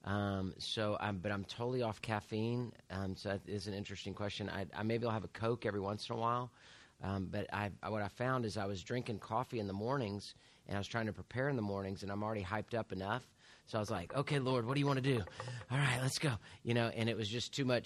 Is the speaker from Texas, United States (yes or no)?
yes; Houston, Texas, United States; I'm as Houston as you can get. Born and raised in Houston, Herman Hospital